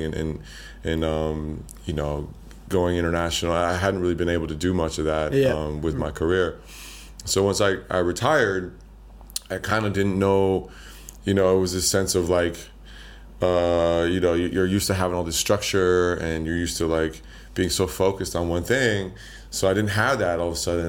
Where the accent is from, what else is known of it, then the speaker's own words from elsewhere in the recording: Boulder, Colorado, United States; moved away as an adult; also born or lived in Las Vegas / Bali; I grew up in Colorado. I grew up in Boulder, Colorado